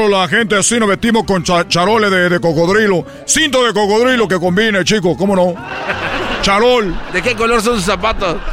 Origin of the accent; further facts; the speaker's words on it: Cuba; now in Los Angeles, United States; Ustedes saben que yo soy de Cuba, que vine a Los Ángeles